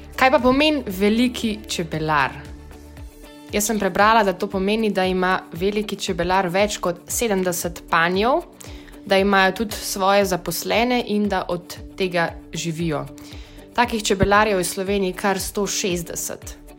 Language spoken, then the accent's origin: Slovenian; Slovenia; Slovenci smo narod čebelarjev